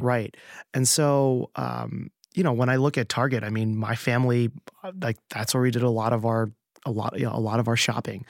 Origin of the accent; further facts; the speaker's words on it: New Jersey, United States; now in New York, United States; I grew up in New Jersey and my family was in California